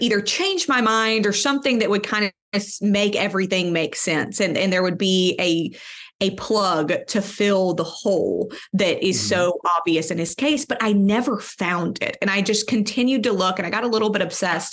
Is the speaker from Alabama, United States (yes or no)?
yes; Birmingham, Alabama, United States; Now, I live in Birmingham. I'm from Birmingham.